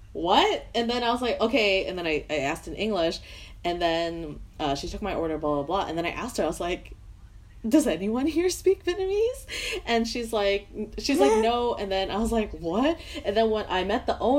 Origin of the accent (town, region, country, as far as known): Vancouver, British Columbia, Canada